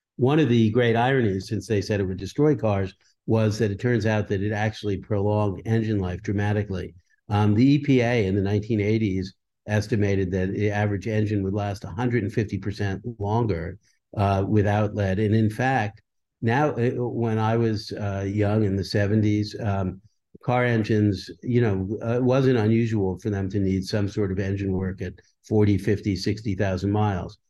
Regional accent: Leonia, New Jersey, United States; also born or lived in Brooklyn, New York; the town I grew up in, which, um, I was born in Brooklyn, New York, but I, I moved to a small town called Leonie, New Jersey

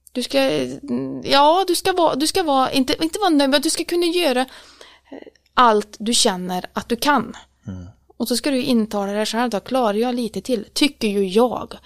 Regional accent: Årjäng, Värmland, Sweden; jag är uppvuxen i Värmlandsskogarna, eller egentligen inte i skogen så som jag bor idag, utan jag bodde faktiskt i ett samhälle, ett mindre ort som heter Åring

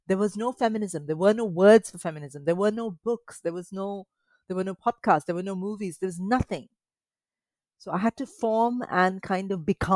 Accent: Mumbai, Maharashtra, India; moved away as an adult; also born or lived in Kerala (family origin); now in United Kingdom; I grew up in Mumbai, which is sort of like a big crazy city like London

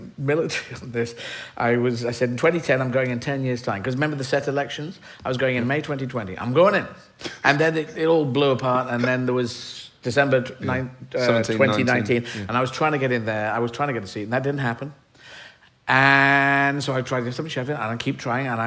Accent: Aden, Yemen; moved away; I was born in Yemen. I was born in Aden.

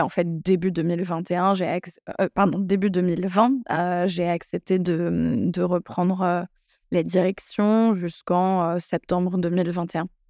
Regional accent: Paris, Île-de-France, France; J'ai grandi à Paris dans une famille très cosmopolite et multiculturelle j'ai fréquenté des écoles bilingues plus jeunes

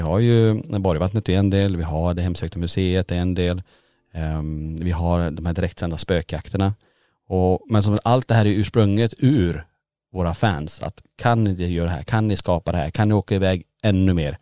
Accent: Kiruna, Norrbotten County, Sweden; moved away as an adult; now in Borås, Sweden; vi bor ju i Borås. Ja. Men är födda och uppvuxna i Kiruna.

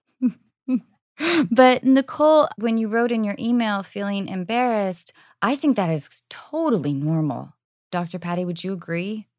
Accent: United States; being an American woman

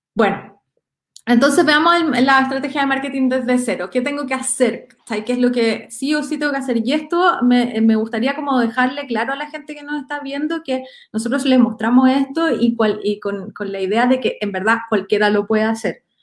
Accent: Chile; soy de región

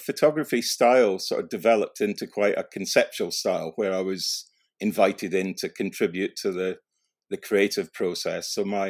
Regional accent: Scotland, United Kingdom; I moved school quite a lot, and I did have a period of living out in rural Scotland in East Lothian.

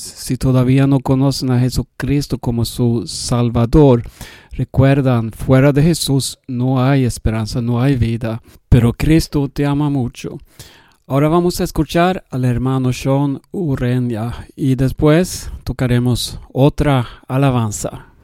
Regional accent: Sweden; Spanish is a second language; yo soy sueco y hablo un poco español

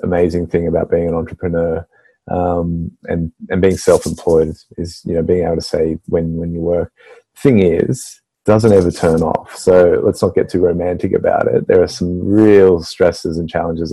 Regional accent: Sydney, New South Wales, Australia; So I've recently moved back to Maroubra, which, if you don't know the area, it's right near the beach, and it's just, you know, I grew up here

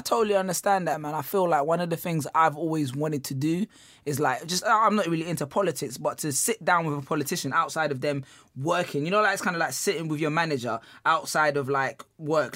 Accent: London, United Kingdom; we have our first ever live show coming on November seventeenth in my hometown of Peckham

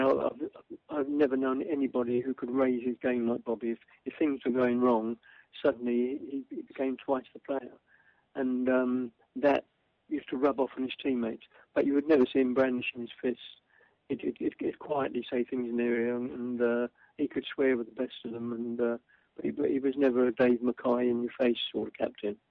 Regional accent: London, United Kingdom; I'm the kid from Cable Street

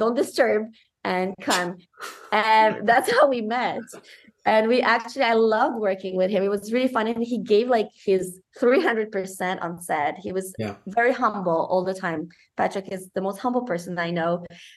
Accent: Morocco; also born or lived in Romania; now in Niagara region, Canada; I'm half Moroccan, half Romanian, mm-hmm. and I grew up in Morocco

